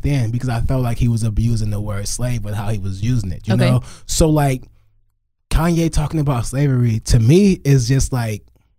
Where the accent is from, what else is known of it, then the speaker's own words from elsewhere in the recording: Crowley, United States; I'm from Crowley.